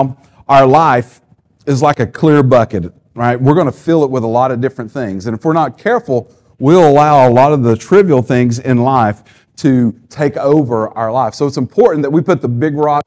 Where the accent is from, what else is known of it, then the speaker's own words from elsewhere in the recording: the South, United States; we're from the South